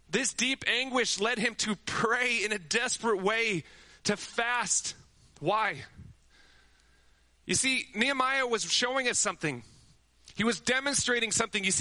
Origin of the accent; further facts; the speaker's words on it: Amsterdam, North Holland, Netherlands; You know, my brother and I, we grew up in Amsterdam where my parents' mission started.